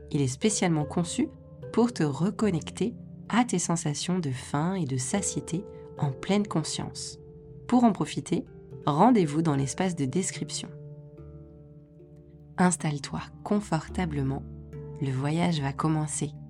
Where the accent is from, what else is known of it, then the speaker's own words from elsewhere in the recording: France; En tant que Français, dans le pays qui affiche pour valeur principale l'égalité, ça ne passe pas.